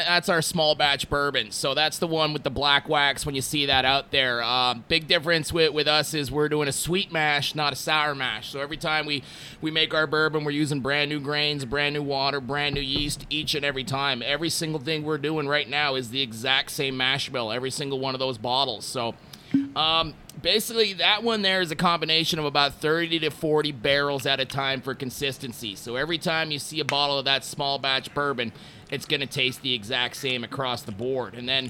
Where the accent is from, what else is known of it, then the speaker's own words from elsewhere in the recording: Montreal, Quebec, Canada; I've lived in five different countries. I've run bars all over the planet, and I'm originally from Montreal.